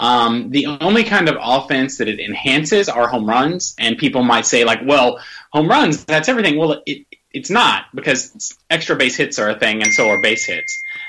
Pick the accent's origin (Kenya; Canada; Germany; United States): United States; Indiana; moved away as an adult; now in Kentucky, United States; I'm from Indiana. I live in Kentucky.